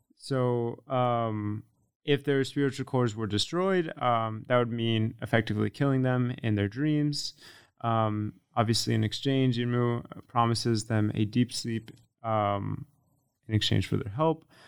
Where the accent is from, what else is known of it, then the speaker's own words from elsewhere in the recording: Connecticut, United States; also born or lived in Florida; I'm from Connecticut, um, even though I lived in Florida